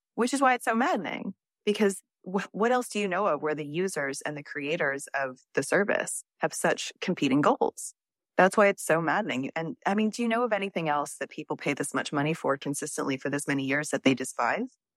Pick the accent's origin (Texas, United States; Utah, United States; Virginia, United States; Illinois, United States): Texas, United States; I'm from Texas